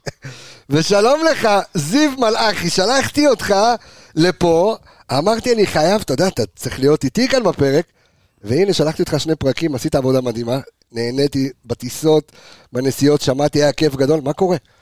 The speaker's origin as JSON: {"language": "Hebrew", "town": "Jerusalem", "region": "Jerusalem District", "country": "Israel", "moved": "yes", "said": "אני ירושלמי במקור"}